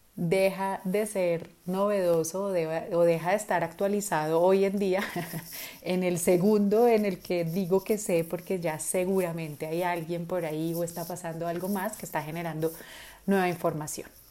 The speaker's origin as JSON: {"language": "Spanish", "country": "Colombia", "first_language": "Spanish", "said": "nosotros en, Colombia o en América Latina, nuestro idioma nativo es español"}